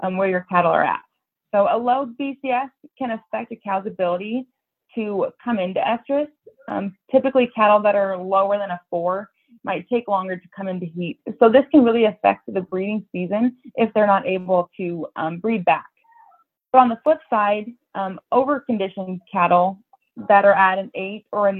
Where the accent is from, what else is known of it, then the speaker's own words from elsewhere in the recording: Columbus, Nebraska, United States; also born or lived in North Dakota; I grew up outside Columbus, Nebraska on my family's cow-calf operation.